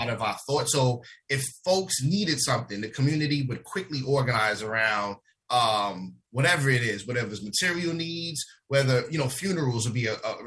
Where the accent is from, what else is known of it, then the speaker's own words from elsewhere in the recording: New York City, New York, United States; I was born and raised in the South Bronx, 1016 Bryant Avenue